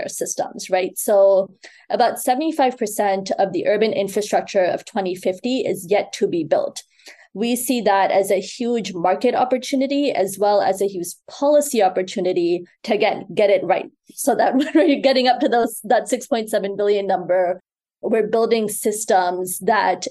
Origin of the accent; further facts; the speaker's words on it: Chicago, Illinois, United States; also born or lived in Mumbai, India; now in New York City, United States; I was born in Mumbai, which is one of the largest cities in the world. You know, grew up in Chicago and now live in New York City